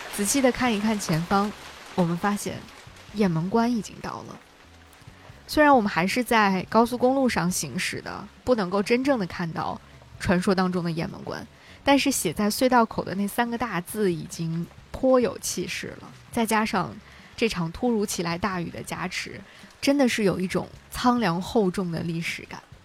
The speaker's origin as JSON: {"language": "Chinese", "region": "Hebei", "country": "China", "tie": "born or raised there", "moved": "yes", "said": "我长大的河北"}